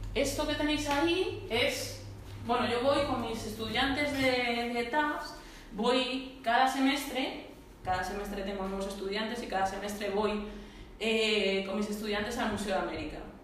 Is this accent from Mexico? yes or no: no; Móstoles, Community of Madrid, Spain; also born or lived in Vallecas, Madrid; yo soy de Madrid, ¿no? Yo soy de Madrid, vamos, en concreto de Móstoles. Ahora un poco vallecana, pero, pero vamos, en concreto de Móstoles.